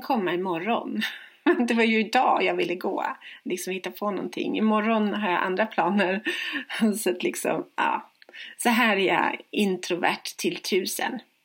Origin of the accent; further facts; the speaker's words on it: Stockholm, Stockholm County, Sweden; moved away as an adult; now in Växjö, Sweden; när jag bodde hemma i Stockholm